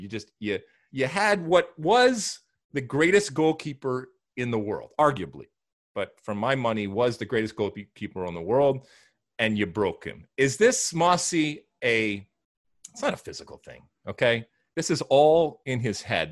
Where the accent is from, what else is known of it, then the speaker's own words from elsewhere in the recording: United States; back in the 70s and 80s, growing up in the American soccer community